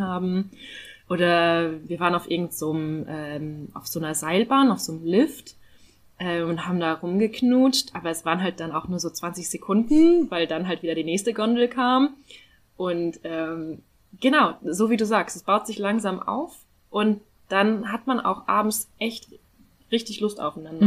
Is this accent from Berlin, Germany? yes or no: no; North Rhine-Westphalia, Germany; ich komme ja aus Nordrhein-Westfalen